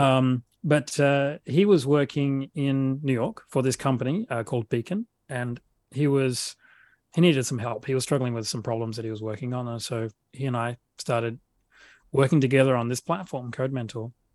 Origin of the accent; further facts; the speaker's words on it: Adelaide, South Australia, Australia; accent: Australian; moved away as an adult; now in Sydney, Australia; I grew up in uh, in South Australia in a city called Adelaide